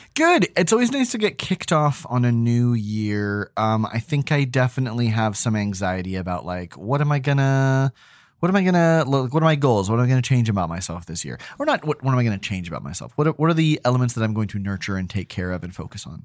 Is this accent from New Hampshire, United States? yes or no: yes; New Hampshire, United States; growing up in New Hampshire